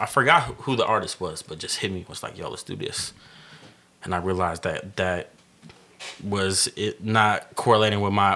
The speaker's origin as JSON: {"language": "English", "area": "the Bay", "region": "California", "country": "United States", "tie": "born or raised there", "also_born_or_lived": "Denver, Colorado"}